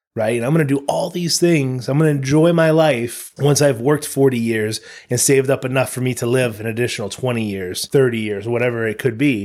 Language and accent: English; United States; all three of us were born in America